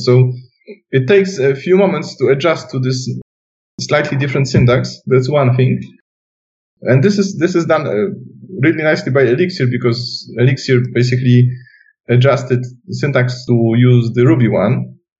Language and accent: English; Silesian Voivodeship, Poland; English is a second language; moved away; I come from Silesia, which is southwest part of Poland, and there still is a house with my mom living there